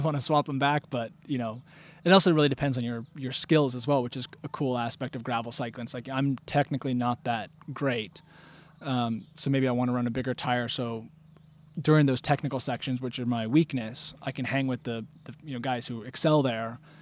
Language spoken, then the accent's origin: English; Bend, Oregon, United States; moved away as an adult; now in Peacham, United States; I grew up in Bend, Oregon, and now live in Peachum, Vermont